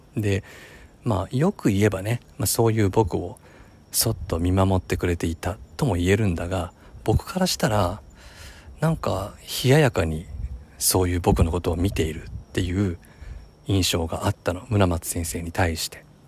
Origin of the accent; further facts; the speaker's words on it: Nagano, Japan; now in Tokyo, Japan; 長野県のその地元の小学校の同級生